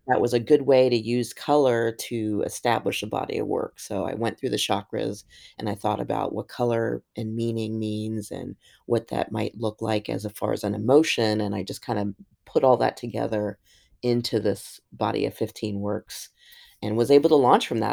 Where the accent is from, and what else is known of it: Columbus, Ohio, United States; born or raised there; also born or lived in New York